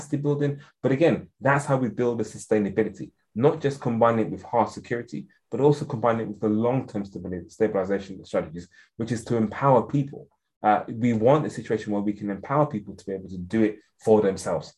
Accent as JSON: {"language": "English", "region": "England", "country": "United Kingdom", "also_born_or_lived": "Ghana", "accent": "very English", "said": "my very English accent"}